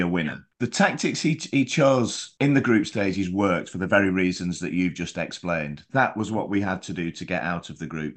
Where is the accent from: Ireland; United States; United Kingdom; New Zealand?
United Kingdom; England; Being English